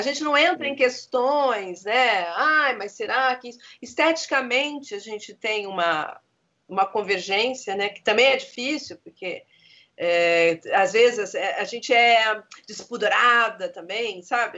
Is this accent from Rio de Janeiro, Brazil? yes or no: yes; Rio de Janeiro, Brazil; also born or lived in Engenho de Dentro, Rio de Janeiro; nasci em Vila Isabel, com 12 anos, meu pai foi pro Engenho de Dentro